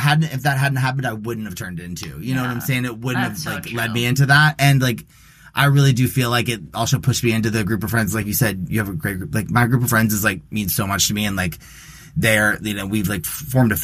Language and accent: English; Dickson, Tennessee, United States; also born or lived in Florida; I grew up in Dixon, Tennessee.